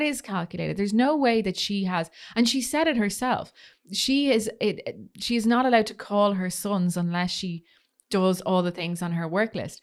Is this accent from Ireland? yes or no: yes; Ireland; being Irish